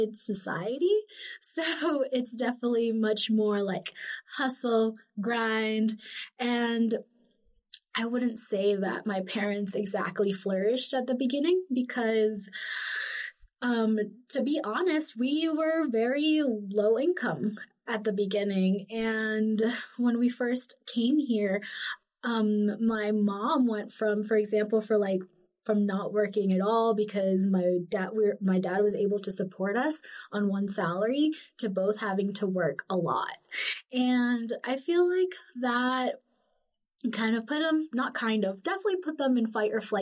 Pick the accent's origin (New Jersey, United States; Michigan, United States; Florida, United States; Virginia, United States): Florida, United States; South; also born or lived in Lima, Peru; now in Salt Lake City, United States; growing up in South Florida was kind of cool